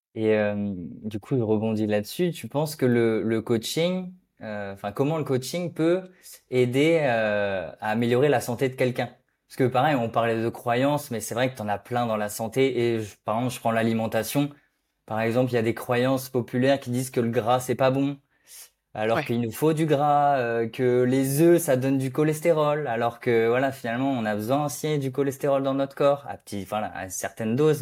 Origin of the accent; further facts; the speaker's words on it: Brittany, France; un Breton